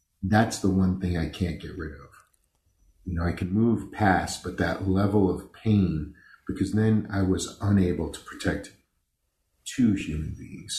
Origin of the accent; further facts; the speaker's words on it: New York City, New York, United States; I grew up on the East Coast in New York. I was born in Brooklyn to the type of Italian people that you see in movies